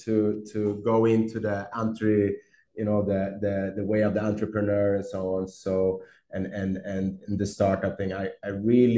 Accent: Stockholm, Stockholm County, Sweden; moved away as an adult; now in Brazil; I'm from Sweden. I'm from Stockholm. Where I grew up, it was snow

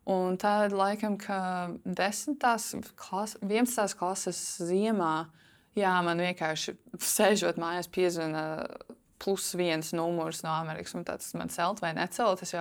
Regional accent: Latvia; man šeit arī tā iegāja smadzenēs, kā bērnam augot, ka jā, tas ir kaut kas īpašs, ka mēs esam latvieši.

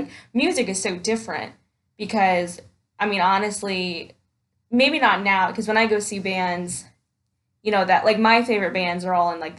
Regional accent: Indiana, United States; I'm from Indiana

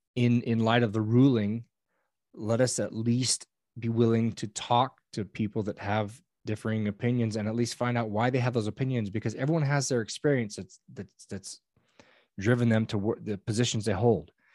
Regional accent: Old Station, California, United States; I am from a little, I call it a village in Northern California of about a hundred people

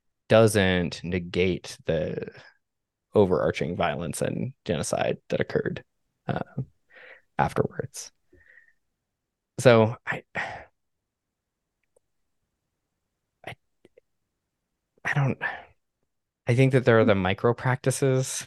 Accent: Canada; I grew up in Canada

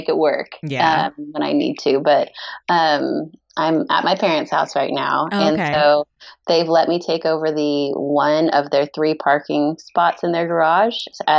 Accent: California, United States; also born or lived in Texas; now in Oklahoma City, United States; I was born in Texas, moved to California, like Sacramento area, when I was like a year old with my parents. Mm-hmm. And then I went to high school in Central California

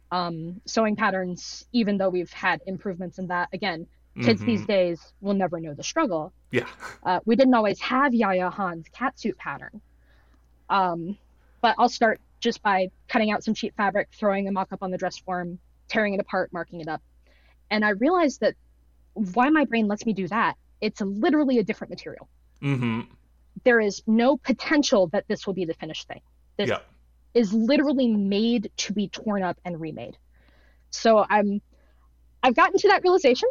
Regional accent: Georgia, United States; moved away; I went to school in Atlanta. I grew up in Georgia

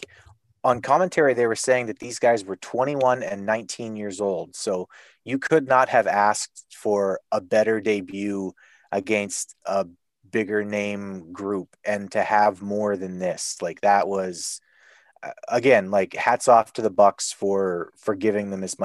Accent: Canada; as a Canadian

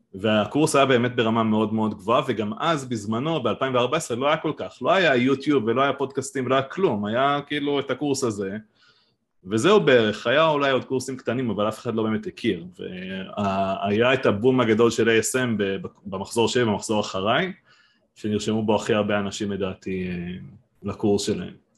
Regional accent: Giv'at Ela, Northern District, Israel; moved away as an adult; now in Kibbutz Mahanayim, Israel; אני במקור מגבעת אלה, מעמק יזרעאל, ואשתי מביריה

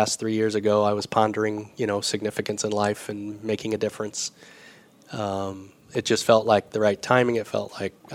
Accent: Michigan, United States; moved away as an adult; also born or lived in Indianapolis, Indiana; now in Winona Lake, United States; I was from Michigan.

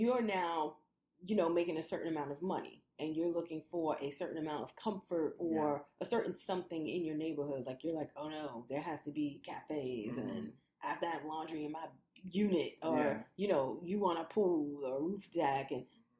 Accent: New York City, New York, United States; moved away as an adult; also born or lived in Jersey City, New Jersey; I grew up in Brooklyn

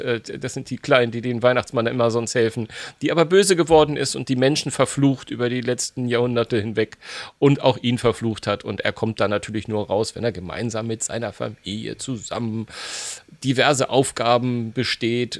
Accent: Esslingen, Baden-Württemberg, Germany; in meiner Heimatstadt

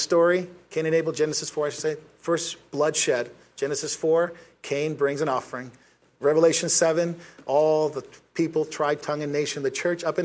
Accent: United States; us Americans

